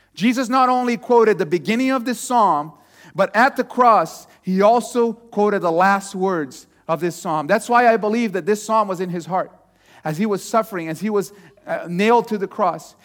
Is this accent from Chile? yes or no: no; Brazil; moved away as an adult; also born or lived in Texas; I was born in Brazil